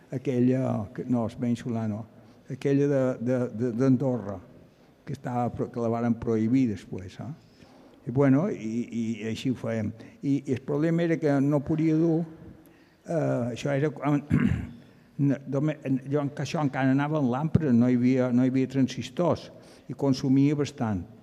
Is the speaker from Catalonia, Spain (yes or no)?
no; Llucmajor, Balearic Islands, Spain; Bueno, jo vaig néixer a Llumajor, però estàvem a Sona Vall, a davant de Sestanyol, i després van passar a Àguila.